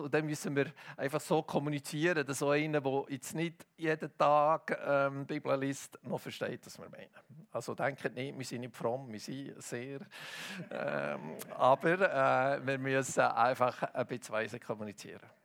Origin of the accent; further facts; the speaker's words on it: Hilterfingen, Bern, Switzerland; Ich bin ja in Hitterfing aufgewachsen